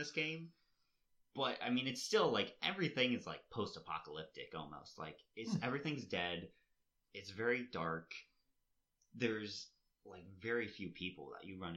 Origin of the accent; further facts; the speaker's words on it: United States; moved away; where we grew up in Hutch